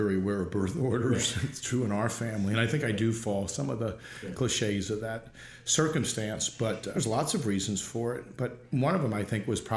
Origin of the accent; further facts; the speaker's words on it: Illinois, United States; moved away as an adult; also born or lived in Minneapolis, Minnesota / Chicago; now in California, United States; So I was born in Minneapolis, and then I was raised in Illinois